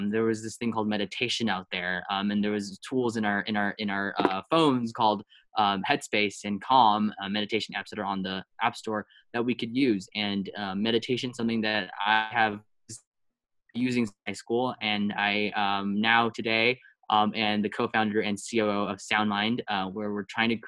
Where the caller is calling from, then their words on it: Hsinchu, Taiwan; I'm calling in from Taiwan.